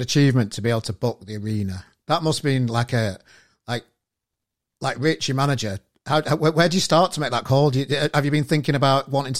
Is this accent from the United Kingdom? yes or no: yes; Manchester, North West England, United Kingdom; I'm from Manchester myself.